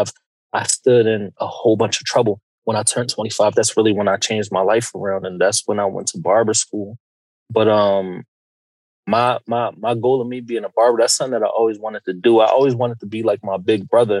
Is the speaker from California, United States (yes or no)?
no; Philadelphia, Pennsylvania, United States; I grew up in Philadelphia, the Huntington Park section to be exact, like 5th and Cayuga